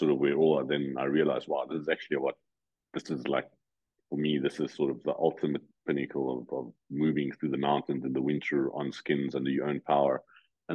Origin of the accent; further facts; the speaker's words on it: South Africa; moved away as an adult; now in Switzerland; growing up in South Africa